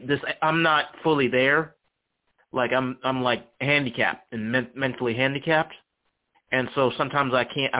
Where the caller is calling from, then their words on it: Charlottesville, Virginia, United States; I'm calling from Charlottesville, Virginia.